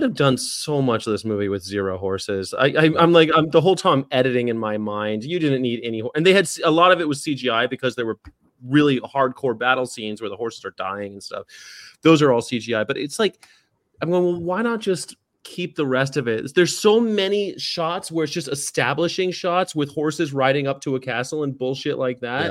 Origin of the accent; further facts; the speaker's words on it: Southern California, United States; I'm from Southern California as well